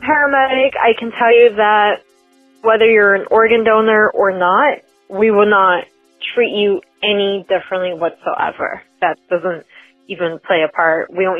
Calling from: Orlando, Florida, United States; I am calling from Orlando, Florida

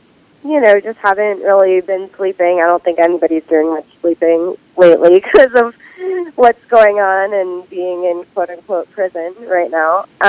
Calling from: Silver Lake, California, United States; I'm in Silver Lake, California.

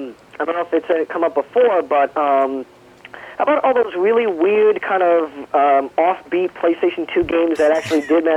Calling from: New York, United States; Hey, it's … from Long Island.

